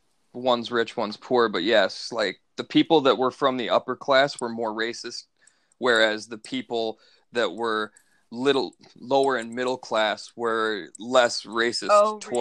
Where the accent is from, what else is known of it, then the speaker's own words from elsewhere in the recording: Los Angeles, California, United States; born there; Bro. I was born in East L.A. I love Cheech.